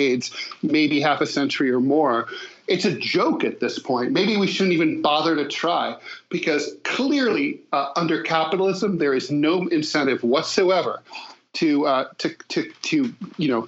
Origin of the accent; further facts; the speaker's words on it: Ohio, United States; I grew up in Ohio